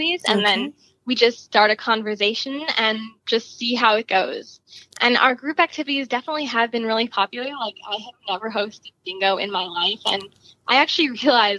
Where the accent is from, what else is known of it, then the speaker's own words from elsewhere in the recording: Chicago, Illinois, United States; I'm from Chicago, Illinois.